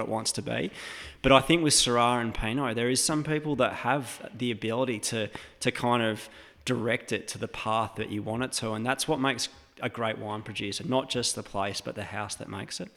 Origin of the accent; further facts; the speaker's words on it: Western Australia, Australia; moved away as an adult; also born or lived in Oregon; being an Australian and coming from that kind of, um, o-, outspoken family, like that country, West Australian vibe